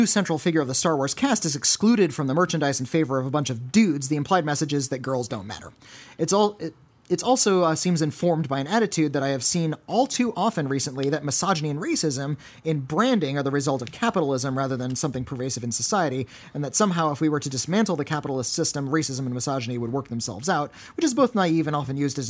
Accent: Germany; English is a second language; I'm from Germany, and being old school, got a smartphone just 3 months ago.

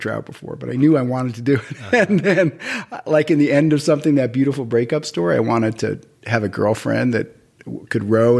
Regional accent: New York City, New York, United States; moved away; I grew up in Brooklyn Heights.

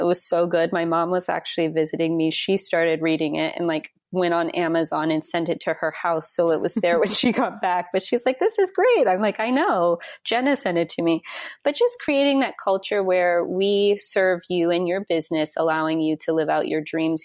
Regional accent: Wyoming, United States; moved away; I'm from Wyoming originally

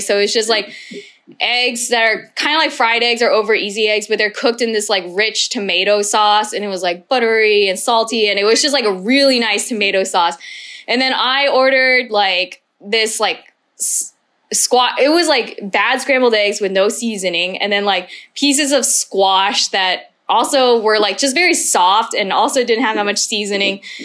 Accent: Texas, United States; moved away as an adult; now in Vietnam

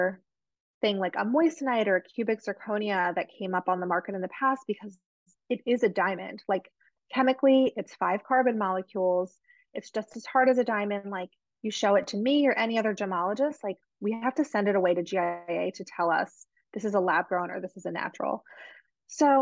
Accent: New Jersey, United States; I'm from Jersey

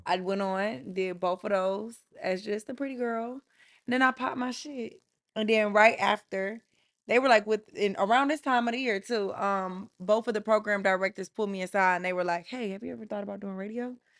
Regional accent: Atlanta, Georgia, United States; I'm from Atlanta

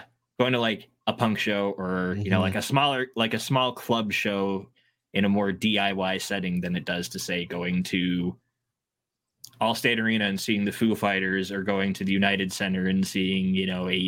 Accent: Hamilton, Ontario, Canada; my hometown of Hamilton

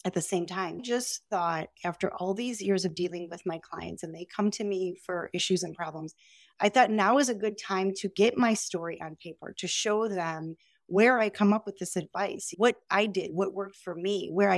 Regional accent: Chicago, Illinois, United States; I'm from Chicago

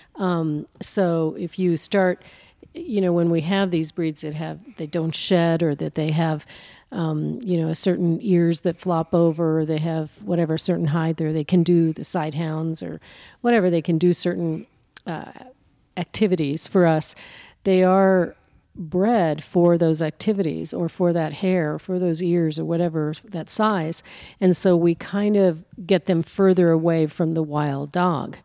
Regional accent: New Mexico, United States; also born or lived in Colorado; I'm from New Mexico

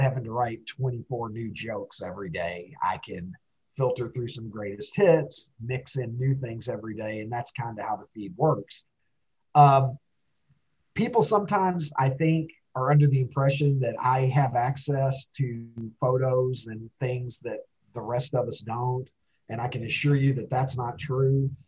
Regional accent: Kentucky, United States; when I was a kid uh, growing up in Kentucky.

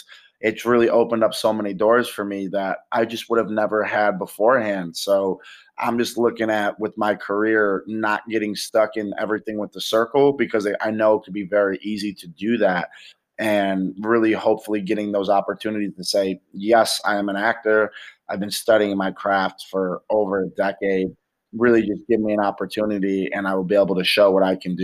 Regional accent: Rochester, New York, United States; moved away as an adult; now in Los Angeles, United States; went back to my hometown in Rochester

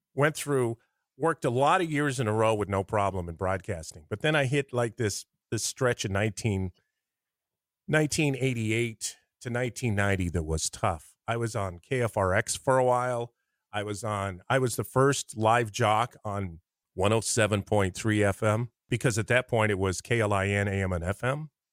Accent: Lincoln, Nebraska, United States; also born or lived in North Platte; I'm from Lincoln

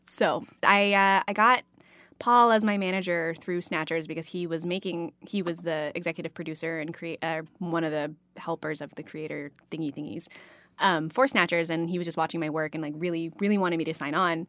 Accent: Texas, United States; growing up in Texas

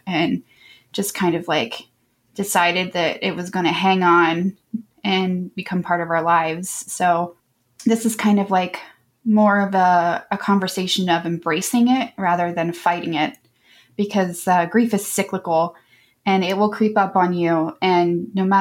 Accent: Columbus, Ohio, United States; also born or lived in Florida; I am from Columbus, Ohio, and I've lived here almost all of my 39 years

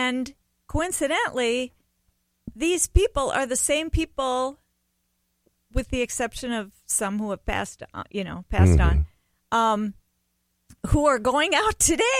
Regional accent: Bayport, Minnesota, United States; Okay, I was born in Bayport, which is right south of Stillwater.

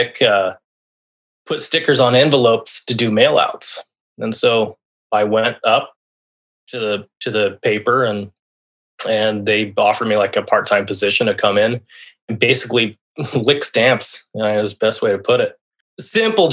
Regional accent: La Jara, Colorado, United States; moved away as an adult; now in Seattle, United States; I was born in La Jara, Colorado. Basically raised in the Southwest, where it's a very small town. You know, the town I grew up in was 900 people

